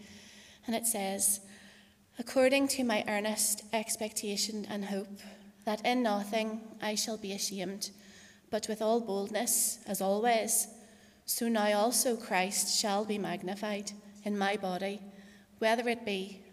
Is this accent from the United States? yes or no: no; Portadown, Northern Ireland, United Kingdom; also born or lived in Paris, France; I was born in Craigavon Area Hospital in 1984, and I grew up in Portadown.